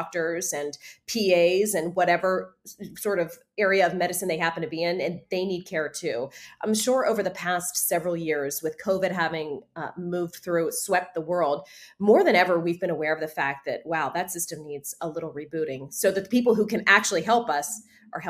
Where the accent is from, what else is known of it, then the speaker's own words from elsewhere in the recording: Pittsburgh, Pennsylvania, United States; I'm from Robinson, McKees Rocks, all the Italian people landed